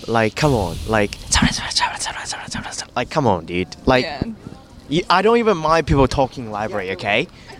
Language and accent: English; China; moved away; I grew up in China.